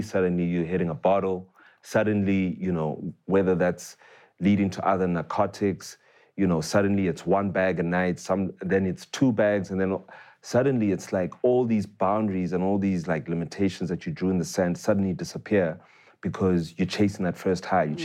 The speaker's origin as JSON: {"language": "English", "town": "Tembisa", "region": "Gauteng", "country": "South Africa", "tie": "born or raised there", "said": "I grew up in Tembisa, right? Mm. Uh, born there, raised there for many years uh, before we moved out."}